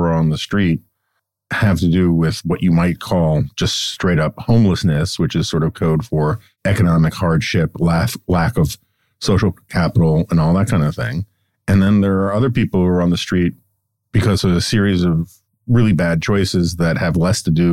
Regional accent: New York City, New York, United States; moved away; also born or lived in Upper West Side, Manhattan; I grew up in New York City in the 1970s and 1980s.

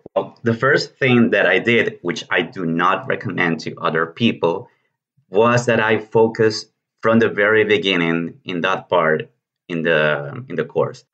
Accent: Venezuela; English is a second language; moved away as an adult; now in Argentina; I come from Venezuela, but I've been living in Argentina for the last five years and a half

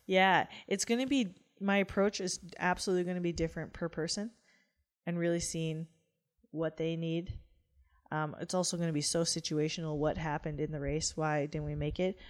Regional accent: Canada; as a Canadian

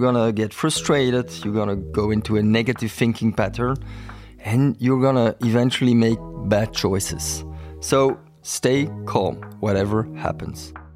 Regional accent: Belgium; I'm from Belgium.

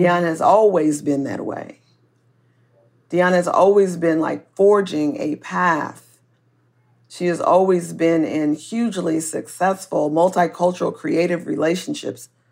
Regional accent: Oakland, California, United States; I am from Oakland and we have a baseball team and we are really, um, a good and strong community here.

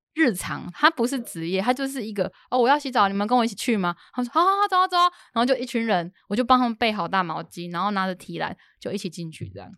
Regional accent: Sichongxi, Pingtung County, Taiwan; moved away; also born or lived in Jinshan, New Taipei; 的故乡在四重溪

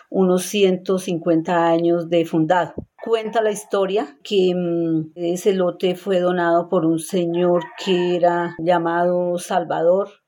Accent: Nazareth, Bogotá, Colombia; also born or lived in vereda del Raizar; vivo aquí en Nazaret, centro poblado. Nací en la vereda del Raizar, pero me crié aquí en Nazaret, aquí mismo en el centro poblado. Tengo 62 años

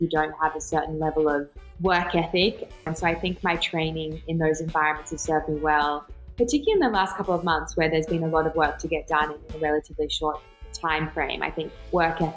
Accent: Australia; also born or lived in Jordan; I was born in Jordan and I grew up in Australia

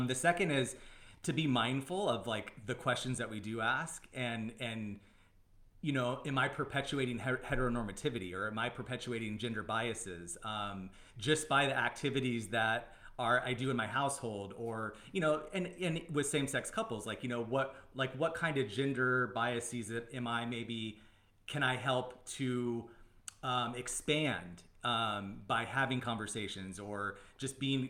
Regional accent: Arizona, United States; I'm from Arizona

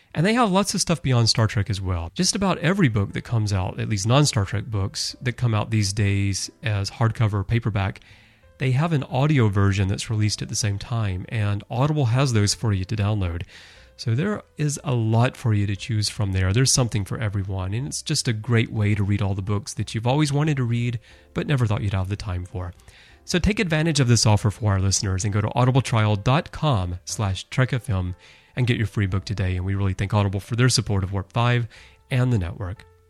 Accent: United States; moved away as an adult; now in Japan; I've lived almost all of my adult life in Japan. And I'm actually more Japanese than I am American.

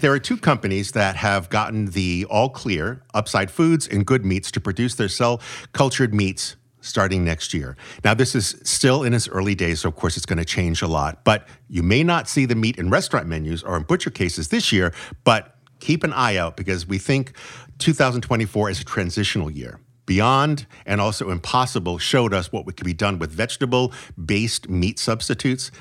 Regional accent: New England, United States; growing up in New England

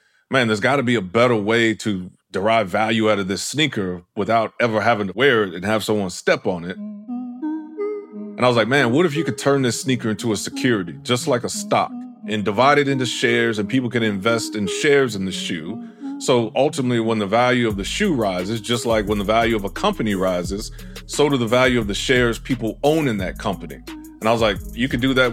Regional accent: Houston, Texas, United States; moved away; I'm originally from Houston, Texas. I grew up in the Fifth Ward, which is kind of an impoverished area, I would say, of Houston

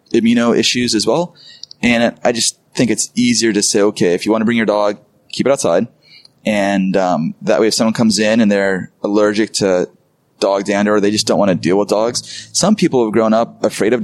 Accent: Carpinteria, California, United States; I grew up in Carp

